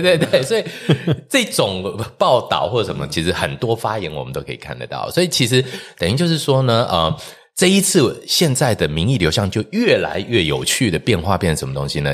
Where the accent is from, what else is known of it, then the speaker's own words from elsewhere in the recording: Taiwan; also born or lived in Sendai, Japan; 我那时候在日本走路是有风的，身为台湾人走路是有风的